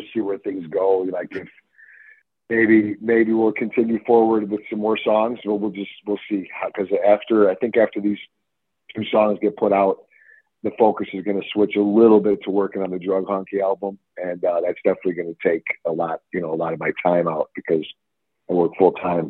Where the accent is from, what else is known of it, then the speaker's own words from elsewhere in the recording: Chicago, Illinois, United States; I'm from Chicago